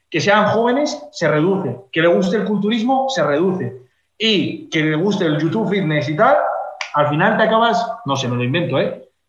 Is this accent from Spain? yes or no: yes; Fuenlabrada, Community of Madrid, Spain; dime un pueblo de, Madrid, como puede ser, por ejemplo, Fuenlabrada, de donde soy yo